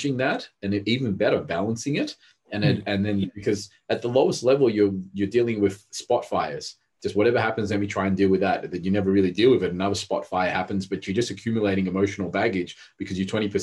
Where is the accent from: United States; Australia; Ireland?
Australia; English is a second language; also born or lived in Rodrigues Island, Mauritius; When I was 4, I came to Australia from Mauritius, and Mauritius was a third world, Rodriguez Island, which is near Mauritius.